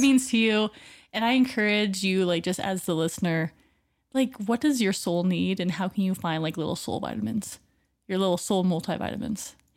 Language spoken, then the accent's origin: English; Oregon, United States; moved away; born in Oregon and, you know, being close to the water